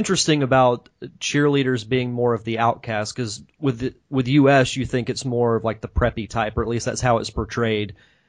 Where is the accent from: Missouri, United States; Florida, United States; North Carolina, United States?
Florida, United States; I'm obviously from the United States. I've lived in Florida my entire life. Never been to Canada.